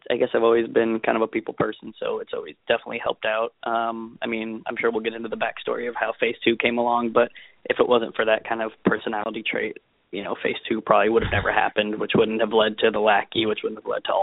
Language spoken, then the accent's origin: English; Las Vegas, Nevada, United States; moved away as an adult; I grew up in Las Vegas.